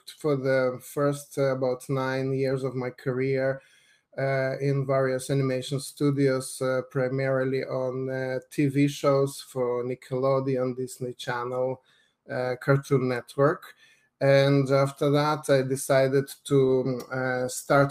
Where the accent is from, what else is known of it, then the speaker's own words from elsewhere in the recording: Lithuania; moved away; I grew up in Lithuania